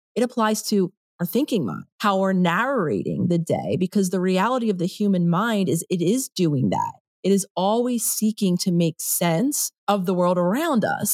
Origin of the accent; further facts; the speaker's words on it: Philadelphia, Pennsylvania, United States; moved away as an adult; also born or lived in New York; I grew up in Philadelphia, I lived in New York for a decade